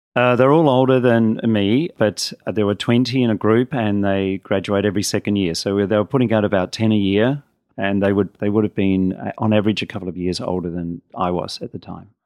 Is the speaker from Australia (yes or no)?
yes; Adelaide, South Australia, Australia; I grew up in Adelaide